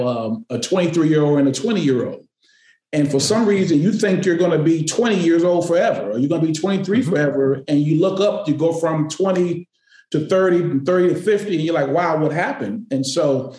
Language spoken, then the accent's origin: English; Connecticut, United States; moved away as an adult; now in Boston, United States; I've spent more of my life here than I've spent in Connecticut